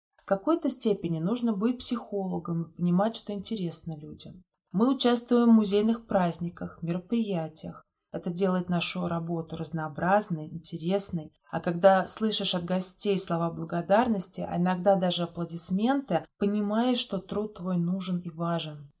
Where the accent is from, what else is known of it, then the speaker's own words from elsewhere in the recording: Yasnaya Polyana, Tula Oblast, Russia; Ясная Поляна – это моя малая родина